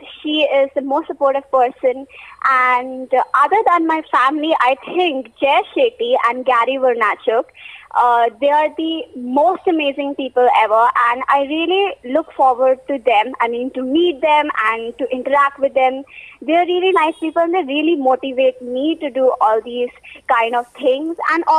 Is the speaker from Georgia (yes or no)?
no; Hyderabad, Telangana, India; As you already introduced, I'm from Hyderabad.